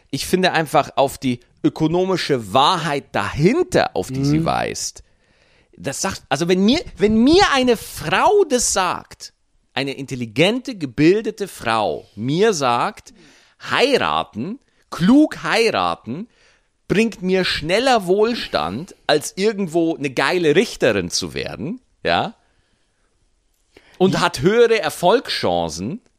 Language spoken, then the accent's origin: German; Bavaria, Germany; Ich habe als Bayern nur Nachteile.